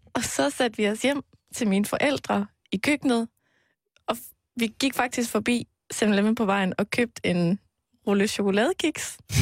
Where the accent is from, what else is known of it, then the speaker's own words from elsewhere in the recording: Aarhus, Central Denmark Region, Denmark; moved away; jeg har været hjemme i Aarhus, hvor øh, mine forældre bor